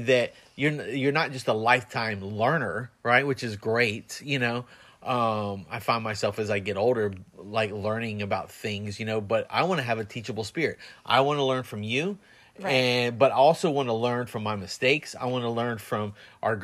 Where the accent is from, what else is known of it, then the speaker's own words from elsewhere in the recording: United States; As an American